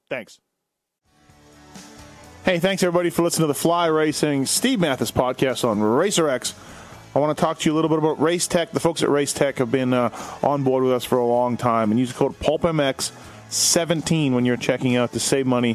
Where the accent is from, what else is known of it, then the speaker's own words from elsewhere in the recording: Canada; moved away; also born or lived in Victoria / Oregon; I'm from Canada.